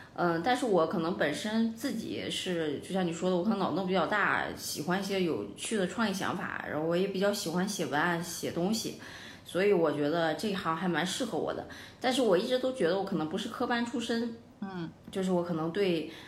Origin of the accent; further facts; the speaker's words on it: Dalian, Liaoning, China; also born or lived in Nantes, France; 我家乡就大连